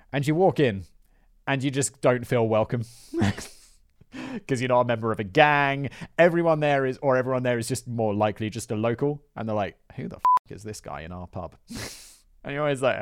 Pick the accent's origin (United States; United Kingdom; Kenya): United Kingdom; as a British person